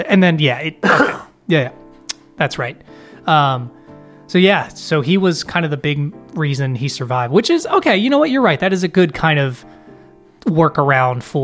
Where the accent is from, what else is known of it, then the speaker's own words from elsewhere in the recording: United States; being an American